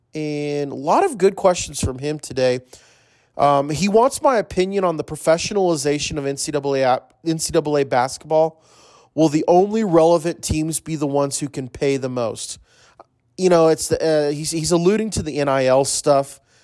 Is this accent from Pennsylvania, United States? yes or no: no; Corpus Christi, Texas, United States; Corpus Christi. That's my hometown. That's where I was born.